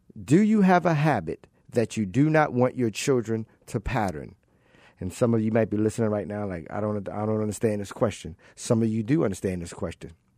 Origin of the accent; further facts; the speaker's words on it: Baltimore, Maryland, United States; growing up in Baltimore, I'm originally from Baltimore